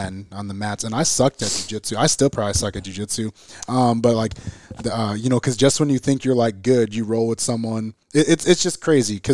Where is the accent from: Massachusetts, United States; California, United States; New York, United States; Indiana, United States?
Indiana, United States; Gary; I'm from the Gary, Chicagoland area of, like, Northwest Indiana